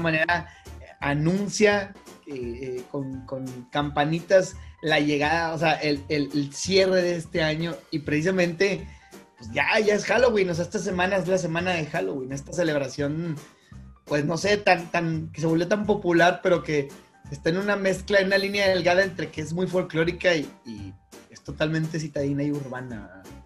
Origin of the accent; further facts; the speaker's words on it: Monterrey, Nuevo León, Mexico; la gente que somos de Monterrey